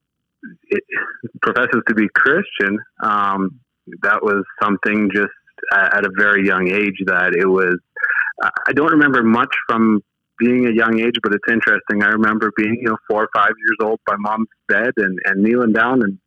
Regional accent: Riverton, Manitoba, Canada; now in Saskatchewan, Canada; Born and raised in Manitoba, and somehow found my way over to Saskatchewan over the time.

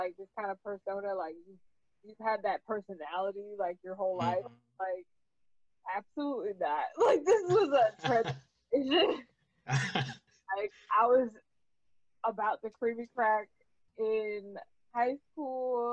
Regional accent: Woodbridge Township, New Jersey, United States; moved away as an adult; now in Washington, D.C., United States; Little place called Island, New Jersey, inside a Woodbridge Township, right in the middle of Central Jersey

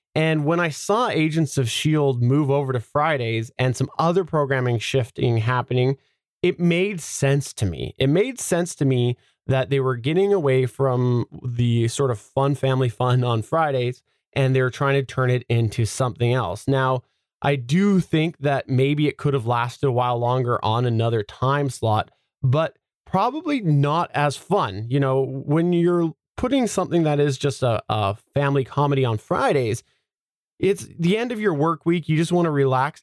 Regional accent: Canada; I'm Canadian.

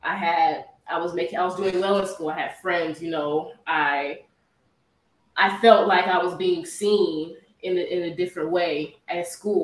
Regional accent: Houston, Texas, United States; I'm from Houston, Texas

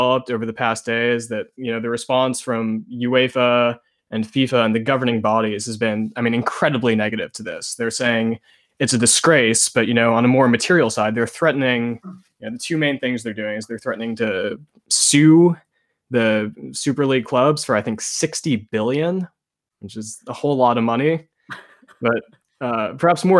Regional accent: United States; me being an American kid

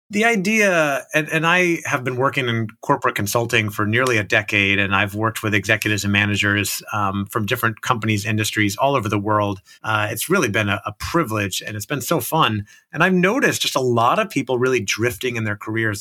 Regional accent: Orlando, Florida, United States; I grew up in Orlando, Florida

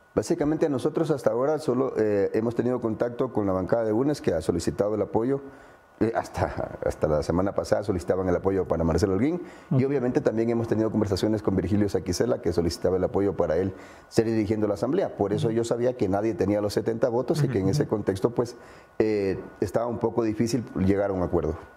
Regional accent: Ecuador; como ecuatoriano

